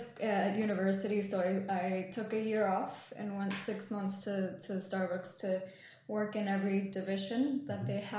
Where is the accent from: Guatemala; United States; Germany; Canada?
Guatemala; moved away; also born or lived in London; I grew up in Guatemala, and my family have had a coffee farm for 4 generations